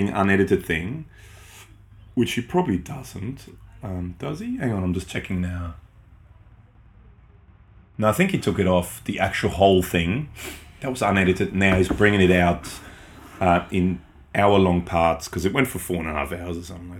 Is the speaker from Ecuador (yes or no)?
no; Austria; first language German; English is a second language; moved away; I grew up in Austria, so that's my native language.